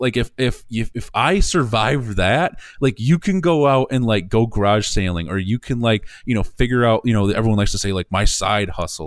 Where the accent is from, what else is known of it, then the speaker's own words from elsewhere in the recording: Coopersville, Michigan, United States; my hometown of Coopersville